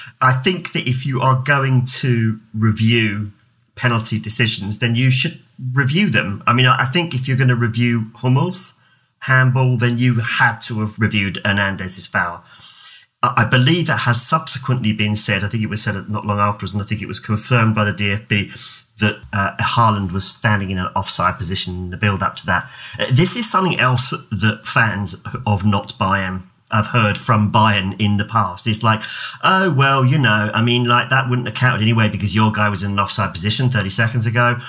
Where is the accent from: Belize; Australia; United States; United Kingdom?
United Kingdom; England; I come from England